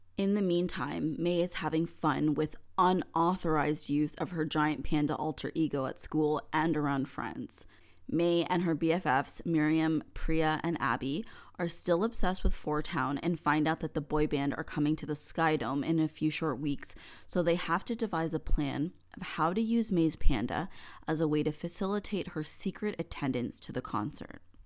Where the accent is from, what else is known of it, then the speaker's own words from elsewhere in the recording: Canada; as a Canadian kid